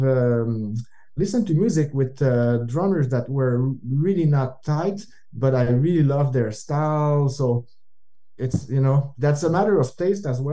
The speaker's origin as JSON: {"language": "English", "region": "Northern Quebec", "country": "Canada", "tie": "born or raised there", "said": "where we grew up in Northern Quebec"}